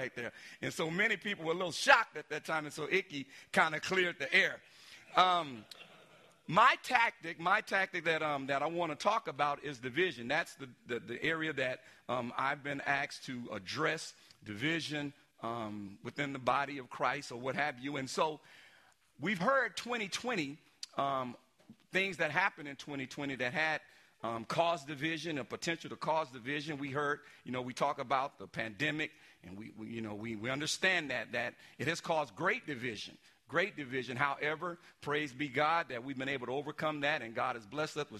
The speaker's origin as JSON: {"language": "English", "town": "San Antonio", "region": "Texas", "country": "United States", "tie": "born or raised there", "said": "Being from San Antonio, Texas, I grew up in San Antonio. I'm from the east side of San Antonio"}